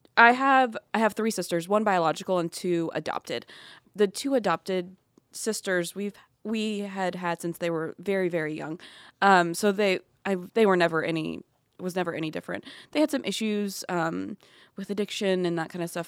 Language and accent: English; Atlanta, Georgia, United States; moved away as an adult; also born or lived in California; I'm from Atlanta